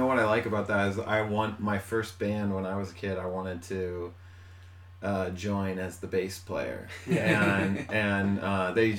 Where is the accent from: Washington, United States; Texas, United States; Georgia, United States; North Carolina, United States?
Washington, United States; Bellevue; also born or lived in Seattle; I grew up in Bellevue.